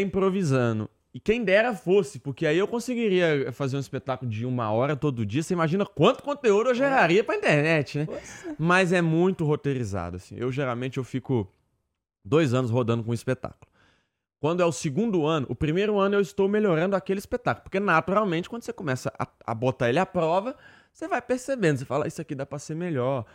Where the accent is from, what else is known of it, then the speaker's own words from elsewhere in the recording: interior of Minas Gerais, Brazil; Eu que sou mineiro do interior, o interior de Minas tem toda uma cultura